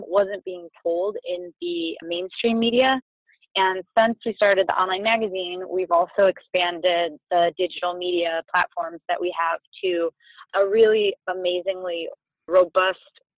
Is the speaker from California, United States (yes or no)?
no; Detroit, Michigan, United States; moved away as an adult; also born or lived in New York; I grew up in Metro Detroit